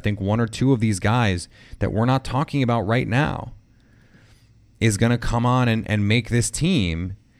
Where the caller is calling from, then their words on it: Omaha, Nebraska, United States; Hey, Peter, I'm … from Omaha, Nebraska. Shout out to Bromaha.